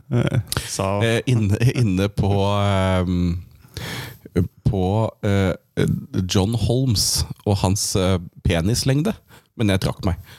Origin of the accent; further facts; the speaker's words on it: Åsgreina, Akershus, Norway; Nei, Åsgreina, da.